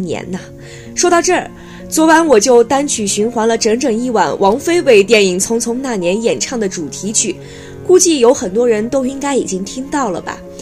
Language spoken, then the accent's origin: Chinese; Lanzhou, Gansu, China; now in Beijing, China; 我的家乡兰州